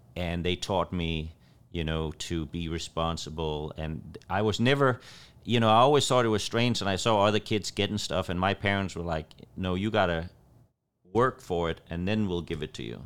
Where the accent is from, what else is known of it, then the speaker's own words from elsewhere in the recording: Copenhagen, Capital Region of Denmark, Denmark; moved away as an adult; also born or lived in Los Angeles, California / Southern Illinois; now in United States; I moved from Copenhagen, Denmark to California, and I, I lived in Los Angeles